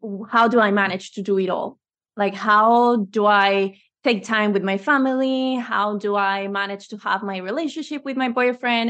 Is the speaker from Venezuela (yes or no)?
yes; Venezuela; moved away as an adult; now in Spain; I'm originally from Venezuela, but I believe in, in Spain from, like, since ten years ago